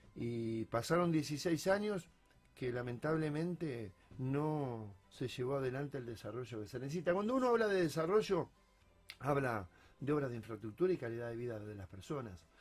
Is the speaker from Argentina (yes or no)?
yes; Salto, Buenos Aires Province, Argentina; moved away as an adult; also born or lived in Rosario; now in Rosario area, Argentina; Yo cuando vine en el año 89 a la ciudad de Rosario, vengo de Salto, provincia de Buenos Aires, yo tenía 19 años